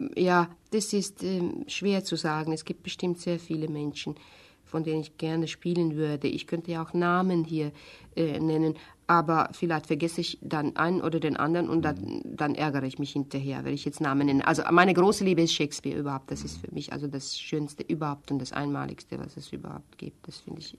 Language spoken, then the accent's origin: German; Hungary; German is a second language; moved away as an adult; now in Germany; Ich komme aus Ungarn, ich habe nie Deutsch gelernt